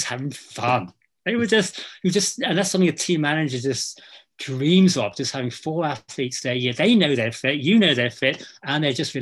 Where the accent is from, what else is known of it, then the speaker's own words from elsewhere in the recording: England, United Kingdom; now in Scotland, United Kingdom; I'm not Scottish, I'm English, but I've lived in Scotland long enough